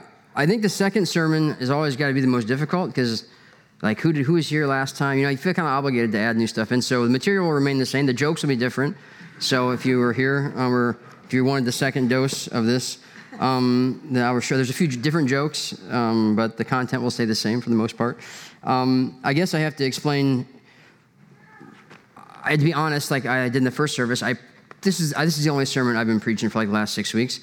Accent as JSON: {"language": "English", "region": "Iowa", "country": "United States", "also_born_or_lived": "Brittany, France", "moved": "as an adult", "lives_now": "France", "said": "my accent, I'm from the Midwest, I'm from Iowa"}